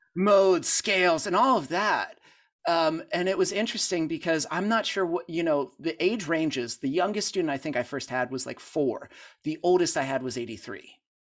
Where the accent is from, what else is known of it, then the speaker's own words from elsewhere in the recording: Pittsburgh, Pennsylvania, United States; moved away as an adult; now in Franklin, United States; I grew up in Pittsburgh